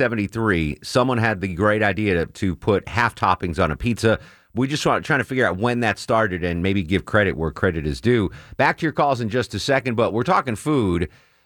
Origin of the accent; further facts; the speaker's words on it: Connecticut, United States; the best pizza, at least in the United States, is in my home state, in the city of New Haven.